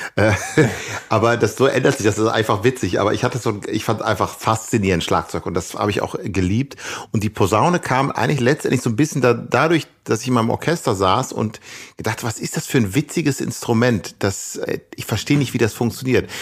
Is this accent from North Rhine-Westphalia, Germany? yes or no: yes; Ibbenbüren, North Rhine-Westphalia, Germany; moved away; also born or lived in Gelsenkirchen / Amsterdam; wo ich aufgewachsen bin, in Ibbenbüren